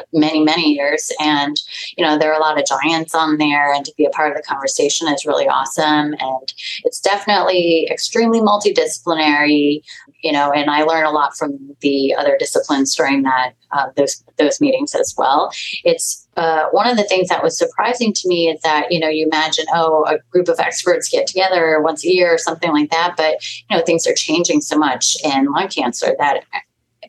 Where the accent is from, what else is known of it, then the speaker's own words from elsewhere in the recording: Los Angeles, California, United States; also born or lived in Houston; I grew up locally in Los Angeles.